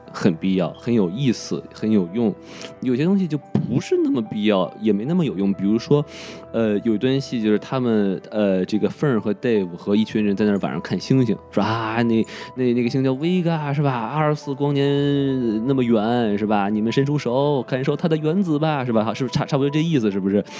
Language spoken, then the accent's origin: Chinese; China; 我是生在红旗里，长在红旗下